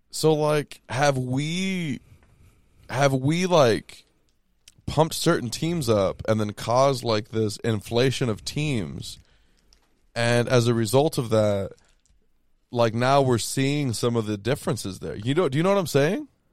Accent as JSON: {"language": "English", "region": "Texas", "country": "United States", "moved": "yes", "lives_now": "Arizona, United States", "said": "I'm from Texas"}